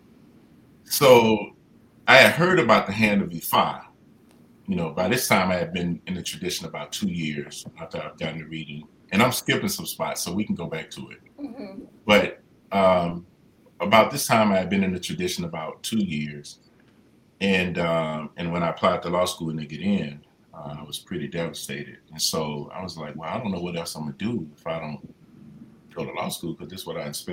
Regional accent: Mississippi, United States; moved away as an adult; I'm from Mississippi. And so I was born and raised in the Baptist church

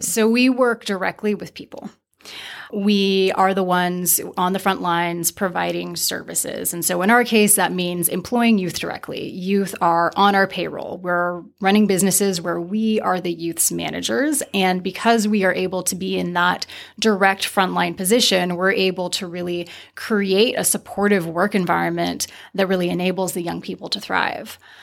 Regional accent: Santa Barbara, California, United States; I grew up in Santa Barbara, which is quite segregated

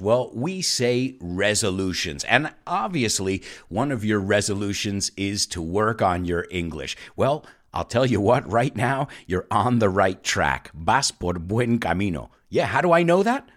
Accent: New York City, New York, United States; moved away; as a New Yorker

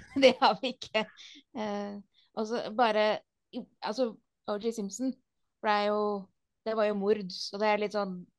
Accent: Norway; Vi er jo nordmenn

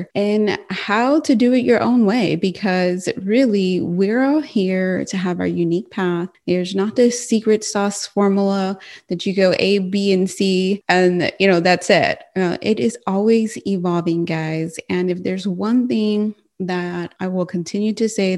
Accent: United States; I'm Mexican American

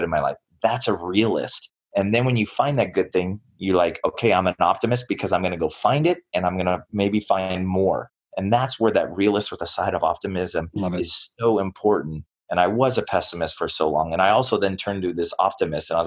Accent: United States; I was born here in the United States

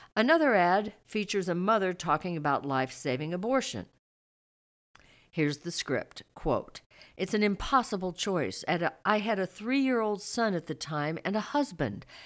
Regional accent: Missouri, United States; moved away; Growing up in Missouri

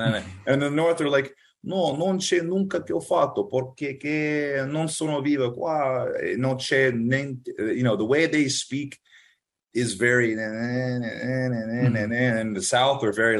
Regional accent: France; I grew up mostly in France. I think French, I have the best accent.

